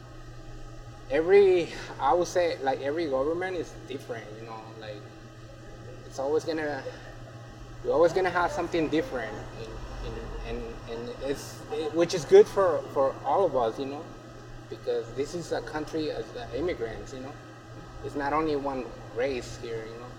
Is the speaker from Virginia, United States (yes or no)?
no; Anaheim, California, United States; also born or lived in Jalisco, Mexico; I'm from Mexico, Jalisco, but I've been living here since when I was 9 years old. And so I basically grew up here